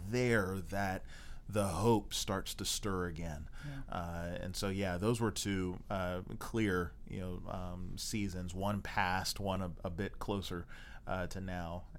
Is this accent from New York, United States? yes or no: no; Maryland, United States; also born or lived in Texas; now in Baltimore, United States; Baltimore, which was you know uh, m- you know my home state in Maryland.